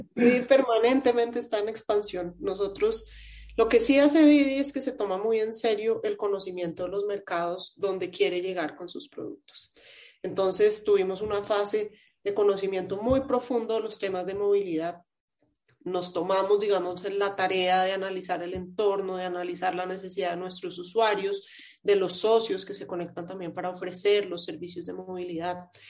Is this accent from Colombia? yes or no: yes; Colombia; como, ciudadana, como colombiana